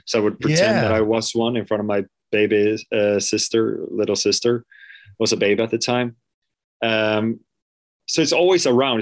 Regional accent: Mölndal, Västra Götaland, Sweden; English is a second language; I was born in a place called Lindome, which is a part of Mölndal, which is right outside of Gothenburg, so on the west coast, southwest

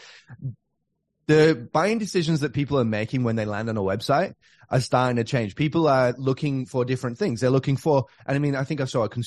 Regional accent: Australia; moved away; I'm from Australia

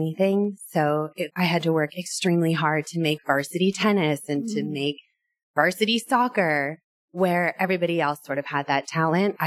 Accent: Irvine, California, United States; also born or lived in New Orleans / Los Angeles; I grew up in Irvine, went to college, and then moved

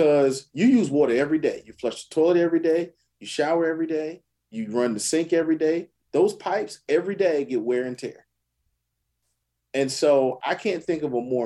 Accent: South Carolina, United States; I'm from South Carolina

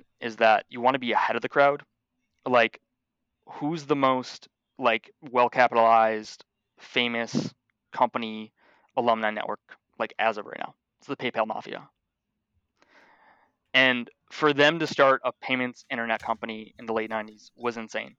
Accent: Buffalo, New York, United States; born and raised in Buffalo, New York

